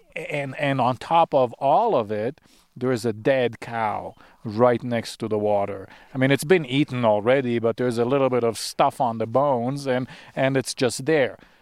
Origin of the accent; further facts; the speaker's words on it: Israel; moved away; also born or lived in Sinai; I grew up in Israel. I, I was actually born, I was born in Sinai, which is the southern tip of the Negev Desert in Israel